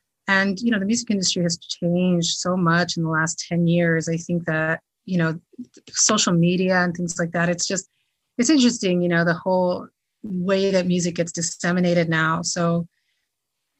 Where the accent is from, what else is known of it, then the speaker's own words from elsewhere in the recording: New Jersey, United States; I grew up in New Jersey